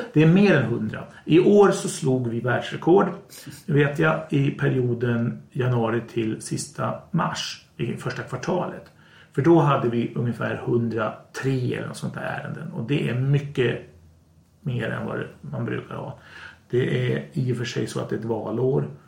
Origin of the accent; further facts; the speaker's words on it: Sweden; vi i Sverige